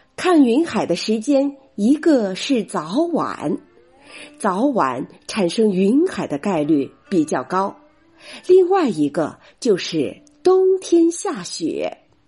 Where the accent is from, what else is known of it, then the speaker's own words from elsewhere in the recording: Shandong, China; 我是来自山东的主播